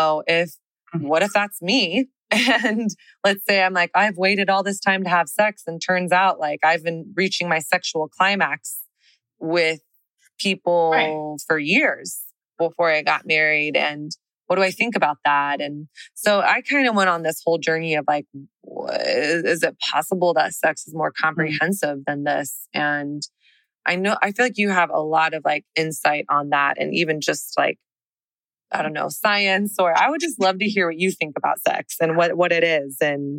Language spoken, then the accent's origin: English; the South, United States; now in Texas, United States; I didn't grow up in a Christian home, but I grew up in the South.